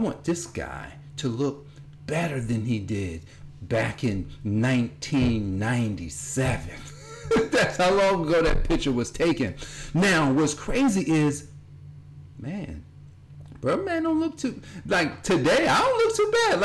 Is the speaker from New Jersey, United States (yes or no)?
yes; Newark, New Jersey, United States; I grew up in New Jersey, at Newark, New Jersey